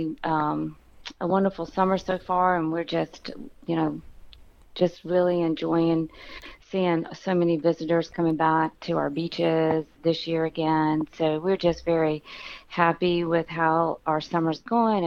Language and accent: English; New Bern, North Carolina, United States; now in Southport, United States; I am from New Bern, but have been living in Southport for 24 years